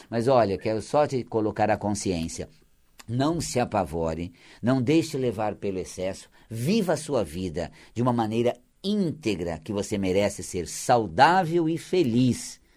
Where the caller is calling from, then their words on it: São Paulo, Brazil; Sou da Vila Guilherme.